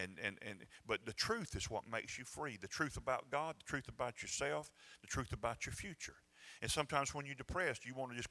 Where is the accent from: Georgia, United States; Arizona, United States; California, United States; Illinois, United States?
Georgia, United States; I'm from Georgia